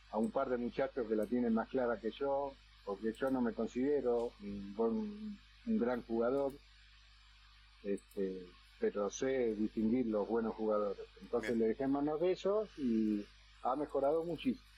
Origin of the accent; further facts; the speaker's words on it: Argentina; la mayoría somos argentinos